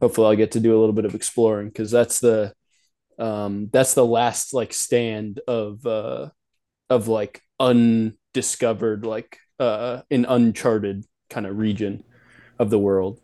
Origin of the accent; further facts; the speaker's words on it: Nashville, Tennessee, United States; also born or lived in Kingston, Ontario, Canada / Oregon; I was born in Canada, um, the, in, uh, in Kingston, Ontario, you know, lived there until I was about five or six. Moved down to Nashville, Tennessee, um, you know, uh, lived there until about eighteen